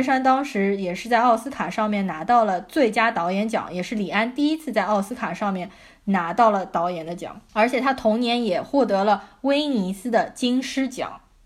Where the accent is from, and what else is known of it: China